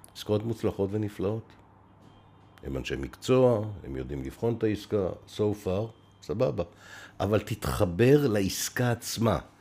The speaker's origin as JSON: {"language": "Hebrew", "town": "Beersheba", "region": "Southern District", "country": "Israel", "tie": "born or raised there", "said": "אני נולדתי בבאר שבע"}